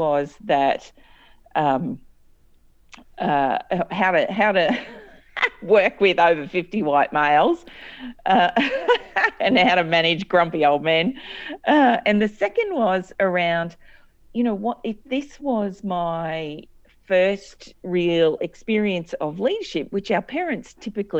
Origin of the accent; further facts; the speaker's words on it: Cairns, Queensland, Australia; I grew up in Cairns, which is in North Queensland